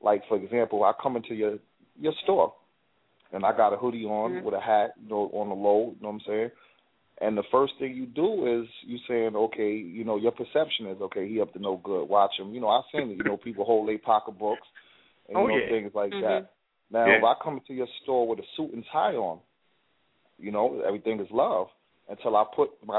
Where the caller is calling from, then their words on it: New York City, New York, United States; I'm calling from the Bronx, New York